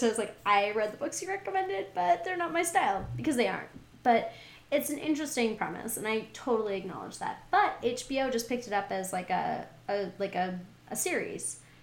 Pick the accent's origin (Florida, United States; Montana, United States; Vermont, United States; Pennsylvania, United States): Montana, United States; also born or lived in California / Texas; now in Seattle, United States; I'm from Montana. I live in Seattle.